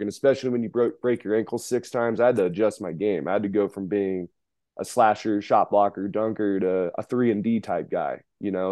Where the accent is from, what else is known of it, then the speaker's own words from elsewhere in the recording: Reno, Nevada, United States; born and raised in Reno, Nevada